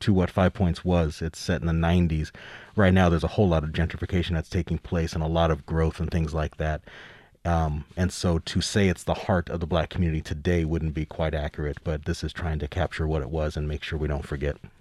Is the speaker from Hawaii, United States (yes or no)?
no; Denver, Colorado, United States; I've lived my whole life here in Colorado. I grew up in Denver